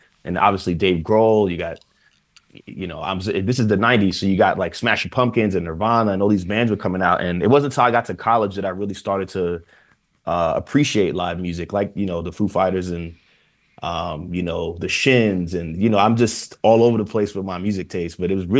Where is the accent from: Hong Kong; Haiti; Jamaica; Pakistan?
Jamaica; The food here is, as a Jamaican man, it's really hard to find a real good beef patty.